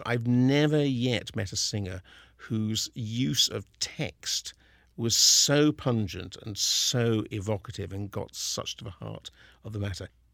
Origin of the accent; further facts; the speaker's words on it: Kingston upon Thames, London, United Kingdom; moved away as an adult; now in Seattle, United States; I was born in Kingston-on-Thames in the same hospital as Simon Woods of the Seattle Symphony.